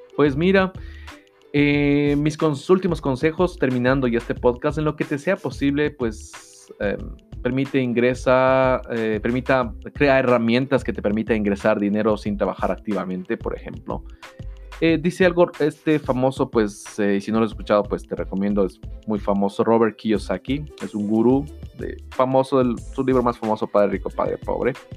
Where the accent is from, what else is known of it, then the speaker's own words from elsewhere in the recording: Ecuador; en mi país, en Ecuador